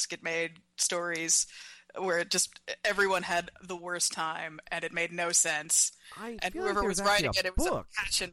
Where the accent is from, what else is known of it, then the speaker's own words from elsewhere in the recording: Nashville, Tennessee, United States; now in New York City, United States; I'm from Nashville, where you know Music City, USA